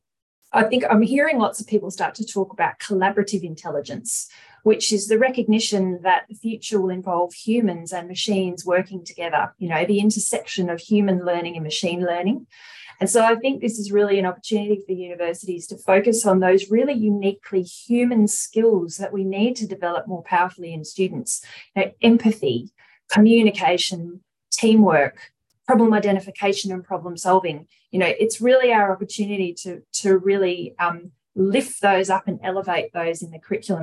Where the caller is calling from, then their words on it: Perth, Western Australia, Australia; I'm coming from Noongar country in Western Australia, Boorloo, a place many of you would know as Perth.